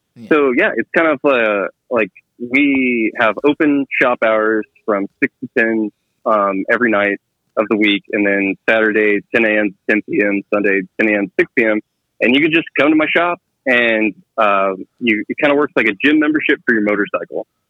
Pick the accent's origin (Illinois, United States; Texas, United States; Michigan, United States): Texas, United States; now in Kansas City, United States; I grew up in Texas and I live in Kansas City now